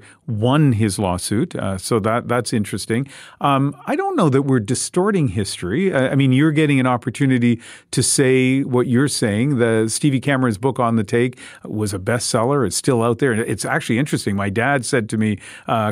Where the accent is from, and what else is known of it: Moncton, New Brunswick, Canada